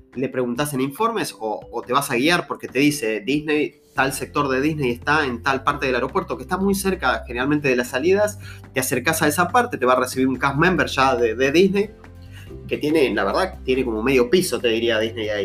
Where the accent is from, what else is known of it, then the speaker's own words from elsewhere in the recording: Argentina; el país es grande, tenemos muchas provincias